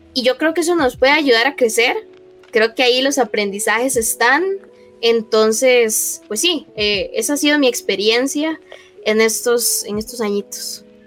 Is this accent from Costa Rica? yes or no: yes; Heredia, Costa Rica; aquí eh, en Heredia, de donde yo soy.